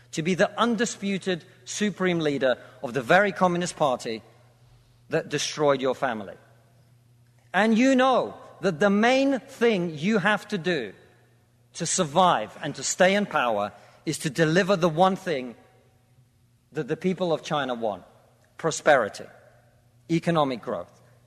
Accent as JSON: {"language": "English", "country": "Russia", "moved": "yes", "lives_now": "United Kingdom"}